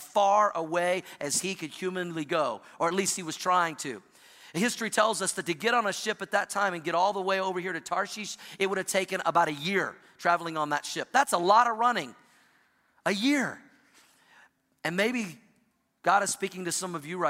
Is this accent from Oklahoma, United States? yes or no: yes; Oklahoma, United States; also born or lived in Missouri / Indiana; now in Colorado, United States; I grew up in the Midwest in Oklahoma, spent some time in Missouri and Indiana, now live in Colorado